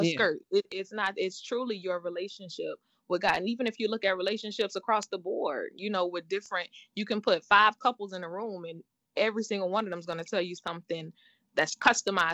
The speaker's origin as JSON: {"language": "English", "town": "Statesboro", "region": "Georgia", "country": "United States", "tie": "born or raised there", "also_born_or_lived": "Fort Lauderdale, Florida", "said": "Mom moved us when we were real young. So I was in like second, third grade. Moved us to a small town called Statesboro, Georgia"}